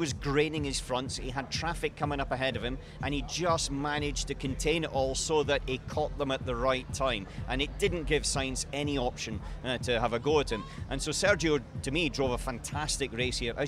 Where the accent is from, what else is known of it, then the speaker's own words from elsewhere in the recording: Scotland, United Kingdom; now in Monaco; I come from Scotland.